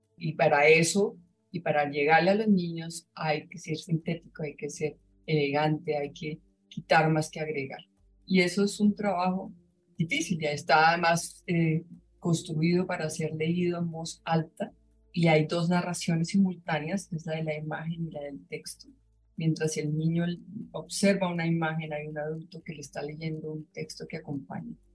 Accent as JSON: {"language": "Spanish", "country": "Colombia", "said": "en mi país, en Colombia"}